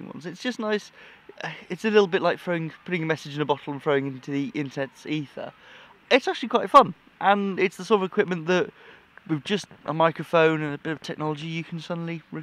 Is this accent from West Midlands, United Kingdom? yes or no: yes; Shropshire, West Midlands, United Kingdom; I'm from Shropshire.